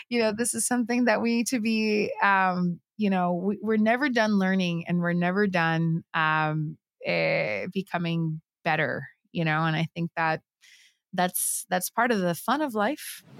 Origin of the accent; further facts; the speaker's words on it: Puerto Rico; I was born and raised in Puerto Rico.